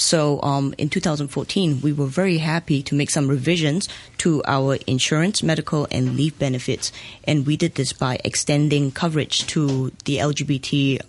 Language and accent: English; Singapore; now in Hong Kong; I'm Singaporean Asian